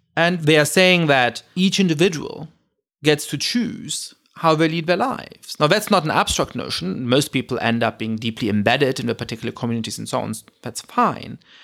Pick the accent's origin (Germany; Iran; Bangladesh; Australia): Germany; moved away; I grew up in Germany.